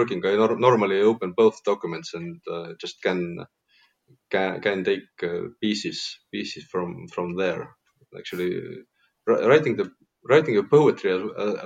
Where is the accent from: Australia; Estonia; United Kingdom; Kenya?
Estonia; Tartu, Tartu County; my hometown, Tartu